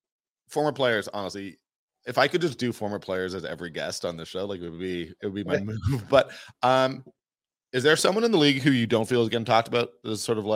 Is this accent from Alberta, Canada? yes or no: no; Toronto, Ontario, Canada; Like, I'm not a real Calgary guy. I'm sort of born and raised in Toronto, so I don't feel that rivalry